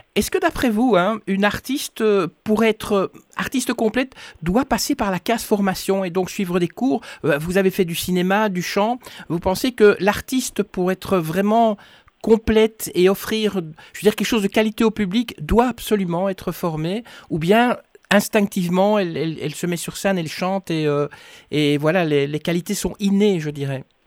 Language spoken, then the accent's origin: French; Brussels, Brussels-Capital Region, Belgium; je suis née à Etterbeek